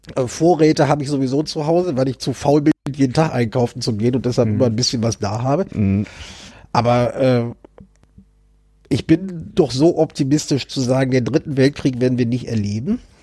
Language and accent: German; Germany; wir als Deutsche